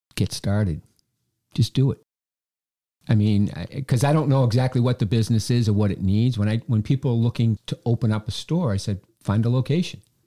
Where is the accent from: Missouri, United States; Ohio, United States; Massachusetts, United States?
Massachusetts, United States; Quincy; I came back to my hometown to work as the, uh, the president of the Chamber of Commerce, the Quincy Chamber of Commerce.